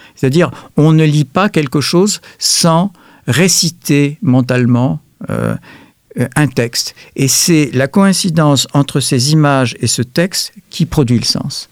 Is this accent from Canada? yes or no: no; France; nous sommes des Français